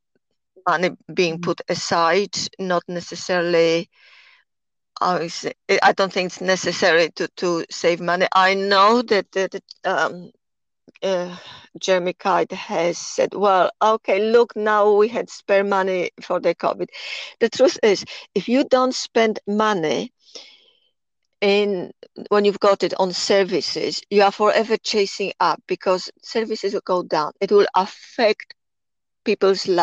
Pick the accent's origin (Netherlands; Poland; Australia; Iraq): Poland; accent: Polish; English is a second language; moved away as an adult; also born or lived in Temple Hill, United Kingdom; now in United Kingdom; my accent, of course, I am Polish. I came to UK 40 years ago